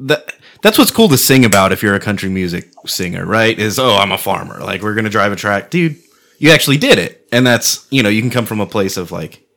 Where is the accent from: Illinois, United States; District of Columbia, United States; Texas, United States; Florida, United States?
Texas, United States; I'm from Texas, right?